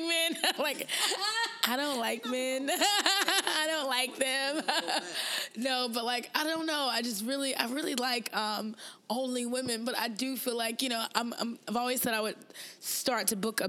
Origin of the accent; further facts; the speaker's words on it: North Carolina, United States; moved away; I'm originally from North Carolina